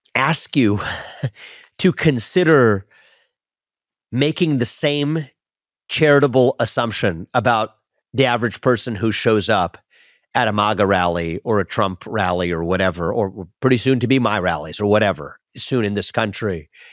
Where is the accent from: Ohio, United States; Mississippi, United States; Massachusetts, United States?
Ohio, United States; West Chester; where I grew up in Westchester, Ohio